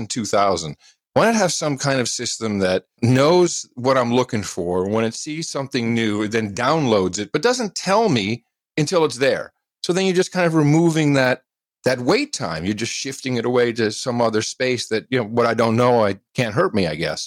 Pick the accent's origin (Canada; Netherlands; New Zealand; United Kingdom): Netherlands; Amsterdam, North Holland; now in United States; I was living in Amsterdam. I grew up in Amsterdam, the Netherlands, and then moved back to the States. I'm American